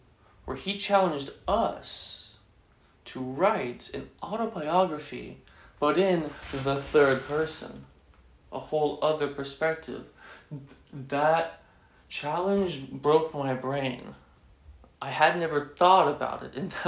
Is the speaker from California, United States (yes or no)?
no; Texas, United States; growing up in Texas, growing up Catholic, my mom's very Catholic